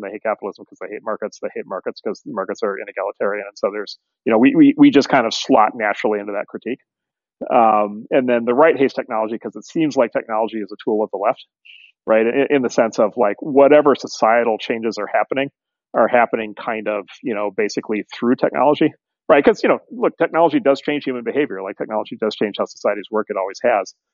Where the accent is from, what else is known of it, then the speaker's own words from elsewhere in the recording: Midwest, United States; I grew up in the Midwest in the 70s and 80s